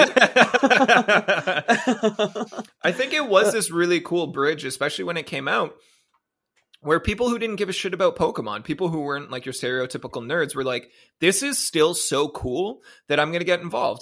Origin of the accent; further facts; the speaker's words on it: Ontario, Canada; also born or lived in Japan; I'm a Canadian boy with an American phone who was in Japan